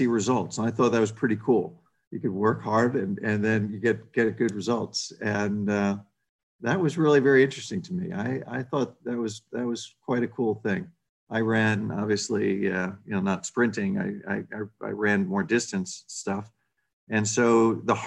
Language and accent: English; New England, United States; also born or lived in New Jersey / Boston; in the Northeast, in New England, mostly New England. I was born in New Jersey.